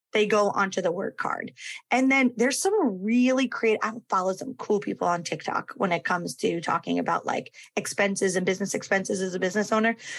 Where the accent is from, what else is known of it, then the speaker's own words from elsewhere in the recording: Connecticut, United States; now in Florida, United States; my home state of Connecticut